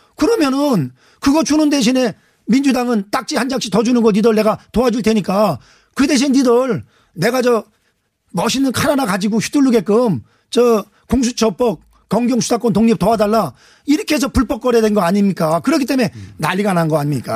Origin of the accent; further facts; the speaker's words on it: Anseong, Gyeonggi Province, South Korea; 안성 출신